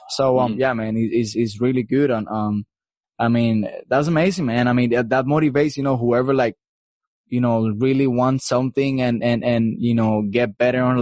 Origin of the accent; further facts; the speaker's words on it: Cuba; moved away; I'm from Cuba, so I know how mm. hard is getting off Cuba